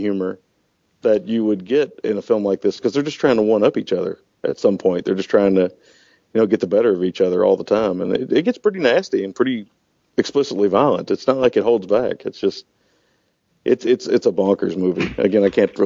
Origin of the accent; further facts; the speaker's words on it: United States; multilinguists, multilingual, we're Americans